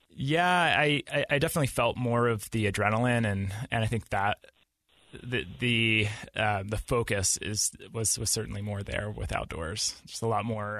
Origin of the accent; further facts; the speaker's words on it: Pittsburgh, Pennsylvania, United States; moved away as an adult; now in Utah, United States; I grew up in Pittsburgh, Pennsylvania, and I moved out to Utah about six years ago.